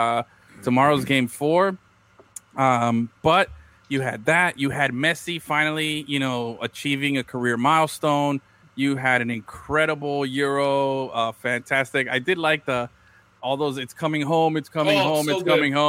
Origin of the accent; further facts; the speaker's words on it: Miami, Florida, United States; Tell you I'm from Miami without telling you I'm from Miami.